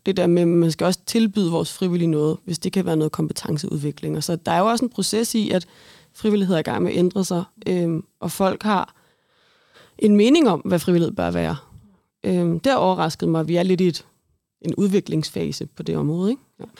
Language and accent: Danish; Brøndby, Capital Region of Denmark, Denmark; Nu er jeg altså, født og opvokset i Brøndby